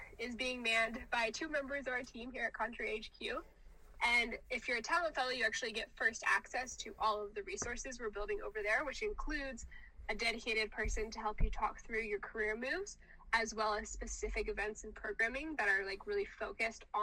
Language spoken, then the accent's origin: English; the South, United States; I'm from the South